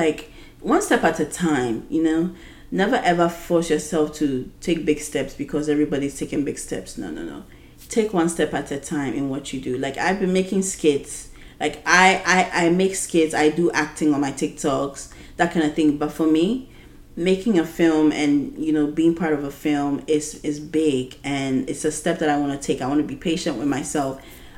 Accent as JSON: {"language": "English", "country": "Ghana", "said": "being a Ghanaian woman who is 26 years old"}